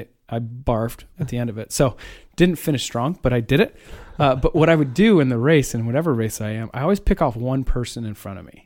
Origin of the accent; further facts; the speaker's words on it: Iowa, United States; I'm from Iowa